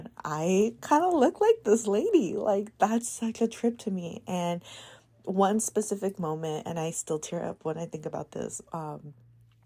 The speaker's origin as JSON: {"language": "English", "town": "San Diego", "region": "California", "country": "United States", "tie": "born or raised there", "accent": "Chicano", "said": "I was born and raised here in San Diego, and I am so absorbed in the Mexican community"}